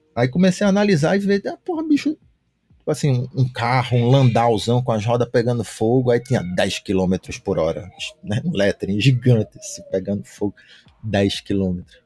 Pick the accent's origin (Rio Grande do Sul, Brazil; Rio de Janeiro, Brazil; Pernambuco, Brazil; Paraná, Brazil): Pernambuco, Brazil; Recife; also born or lived in São Paulo; now in Fortaleza, Brazil; Eu sou de Recife, hoje eu estou morando em Fortaleza